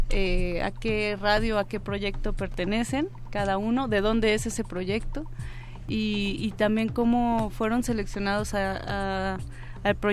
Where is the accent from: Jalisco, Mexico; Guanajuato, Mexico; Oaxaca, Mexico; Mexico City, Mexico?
Oaxaca, Mexico; Paisano, yo también soy de Oaxaca.